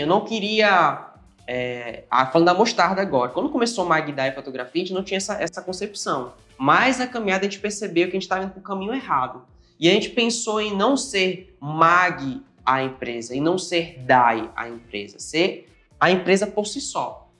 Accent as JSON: {"language": "Portuguese", "town": "Altamira", "region": "Pará", "country": "Brazil", "moved": "as an adult", "lives_now": "Natal, Brazil", "said": "paraense da Gema, sou lá de Altamira e vim para cá para Natal mais ou menos uns seis anos"}